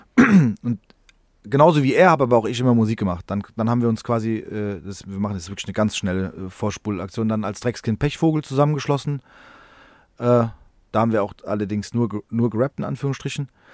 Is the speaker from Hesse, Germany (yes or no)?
yes; Frankfurt, Hesse, Germany; wir sind in Rödelheim im gleichen Haus groß geworden